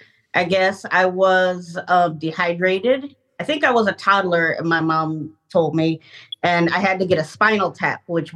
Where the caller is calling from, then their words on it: Omaha, Nebraska, United States; I'm in Omaha, Nebraska.